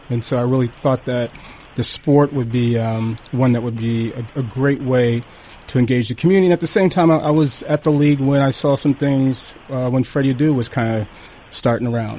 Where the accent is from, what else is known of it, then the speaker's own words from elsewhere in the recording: Hershey, Pennsylvania, United States; I grew up in Hershey, Pennsylvania